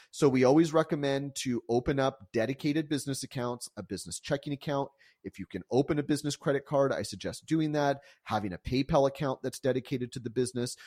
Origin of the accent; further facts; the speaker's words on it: San Diego, California, United States; also born or lived in Calgary, Alberta, Canada; I was actually born in, in Calgary, Alberta, and, um, and moved to San Diego when I was about four years old.